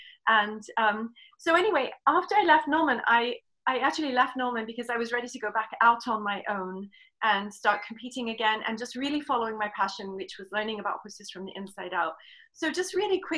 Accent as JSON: {"language": "English", "region": "England", "country": "United Kingdom", "tie": "born or raised there", "moved": "as an adult", "lives_now": "United States", "said": "I'm from England, and I was born, grew up in England"}